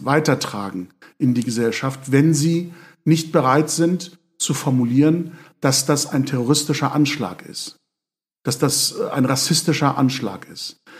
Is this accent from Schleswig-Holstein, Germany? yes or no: yes; Lübeck, Schleswig-Holstein, Germany; in Lübeck, äh, meiner Heimatstadt